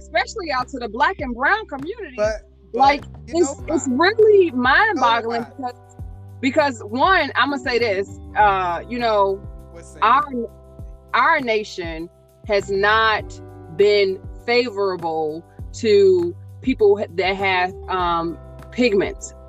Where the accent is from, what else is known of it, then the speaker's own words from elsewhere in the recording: United States; me being an American, forget my nationality, me being an American